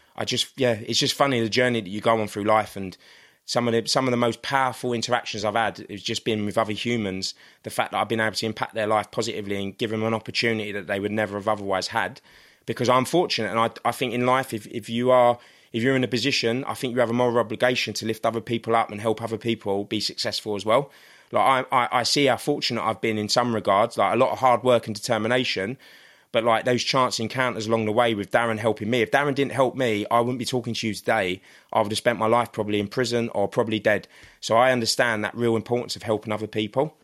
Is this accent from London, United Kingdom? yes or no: yes; London, United Kingdom; this little boy that was growing up in Crystal Palace